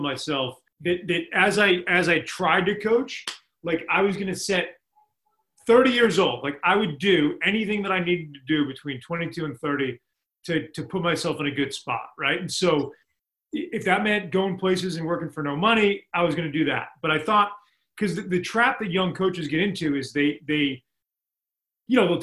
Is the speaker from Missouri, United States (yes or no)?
no; Boston, Massachusetts, United States; now in Amherst, United States; It's where I grew up in Boston.